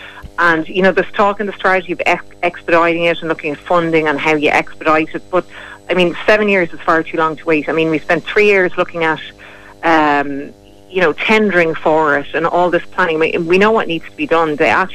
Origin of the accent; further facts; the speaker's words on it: Kilkenny, Leinster, Ireland; moved away; I'm from Kilkenny myself